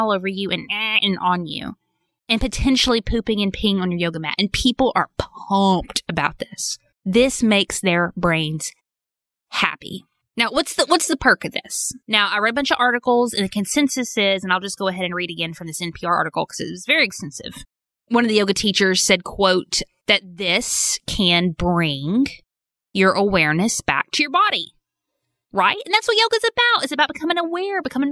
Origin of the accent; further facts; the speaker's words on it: Arkansas, United States; I'm from Arkansas.